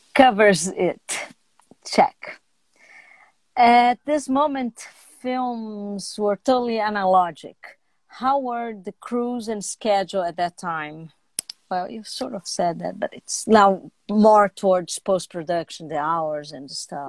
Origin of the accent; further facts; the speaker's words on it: Brazil; I'm Brazilian.